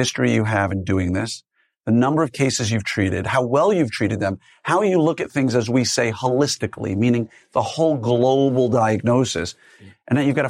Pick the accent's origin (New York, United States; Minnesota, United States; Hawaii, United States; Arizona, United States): New York, United States; I'm a skeptic. I don't believe anything. Right? I grew up in New York.